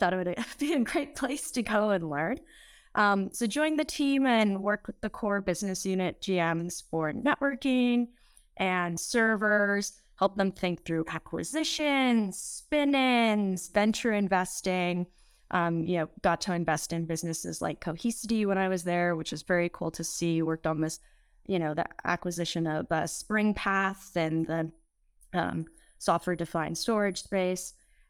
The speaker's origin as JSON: {"language": "English", "region": "California", "country": "United States", "tie": "born or raised there", "said": "I was born and raised in the Bay Area"}